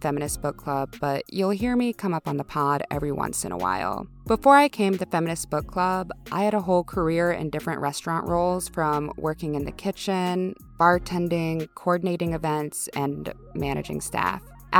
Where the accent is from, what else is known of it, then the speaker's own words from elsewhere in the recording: Texas, United States; also born or lived in Minnesota; now in Minneapolis, United States; I'm a Latine queer living in the Twin Cities in Minnesota. But I'm originally from Texas, but like also from a small town in Minnesota.